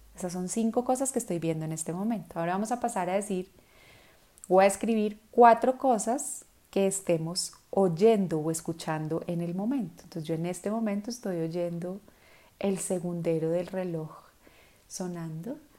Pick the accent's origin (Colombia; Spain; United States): Colombia; en Colombia, en mi país